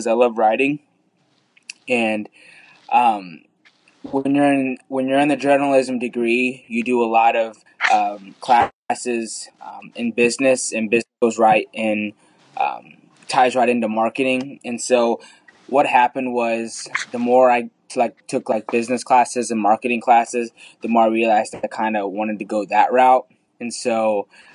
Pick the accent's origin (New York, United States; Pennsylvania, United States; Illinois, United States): Illinois, United States; Southern; also born or lived in India; I've grown up in Southern Illinois my whole life